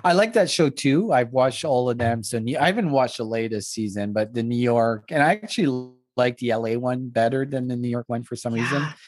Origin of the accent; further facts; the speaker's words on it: East Coast, Canada; first language French; English is a second language; I grew up in the East Coast, grew up French